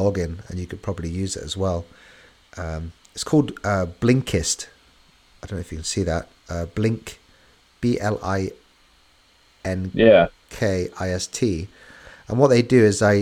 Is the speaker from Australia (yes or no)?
no; England, United Kingdom; we're English